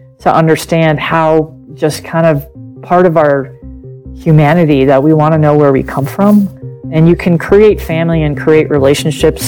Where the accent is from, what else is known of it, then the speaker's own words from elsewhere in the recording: New York City, New York, United States; first language German; English is a second language; also born or lived in San Francisco, California; now in Colorado, United States; I grew up in New York City.